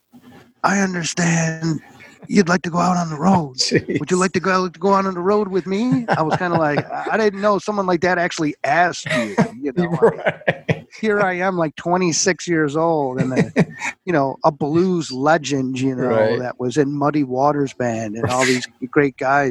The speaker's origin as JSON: {"language": "English", "town": "Buffalo", "region": "New York", "country": "United States", "tie": "born or raised there", "also_born_or_lived": "Plattsburgh, New York / United Kingdom / Town of Niagara, New York / Chicago, Illinois", "said": "growing up in Buffalo, New York"}